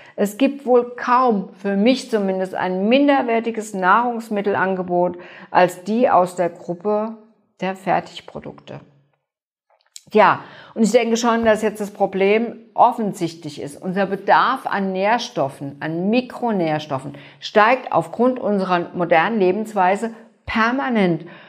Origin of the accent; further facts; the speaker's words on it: Germany; bei uns in Deutschland